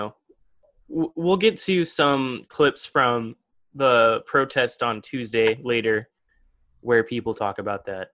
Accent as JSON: {"language": "English", "town": "Madison", "region": "Indiana", "country": "United States", "moved": "yes", "lives_now": "Bloomington, United States", "said": "I'm from Madison"}